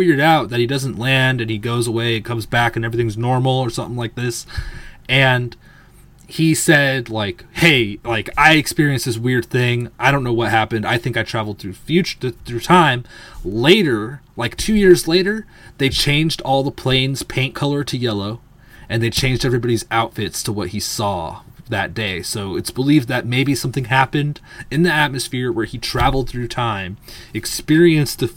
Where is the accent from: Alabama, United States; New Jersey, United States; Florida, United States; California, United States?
California, United States; I'm from California